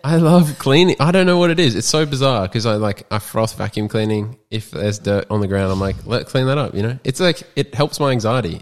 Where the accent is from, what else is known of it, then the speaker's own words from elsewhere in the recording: Sunshine Coast, Queensland, Australia; also born or lived in Townsville, Queensland; I live on the Sutcher Coast. I've been here since I was four, born and bred in Townsville, and then moved here.